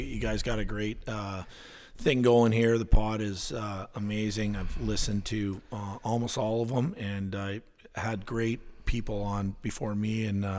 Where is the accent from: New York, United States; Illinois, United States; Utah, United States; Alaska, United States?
Alaska, United States; Tracy and I have been love being saying that we're from Alaska. It's a big part of our identity and who we are.